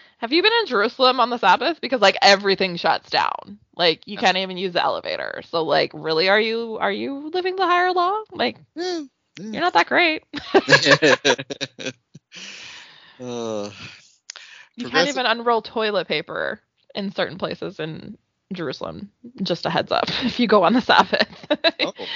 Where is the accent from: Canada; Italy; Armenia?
Canada; as a Canadian kid